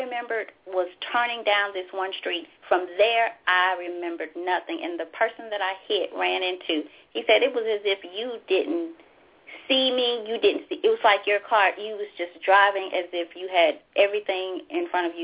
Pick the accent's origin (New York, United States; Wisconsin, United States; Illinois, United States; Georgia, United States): Georgia, United States; Valdosta; now in Memphis, United States; my hometown, Valdosta, Georgia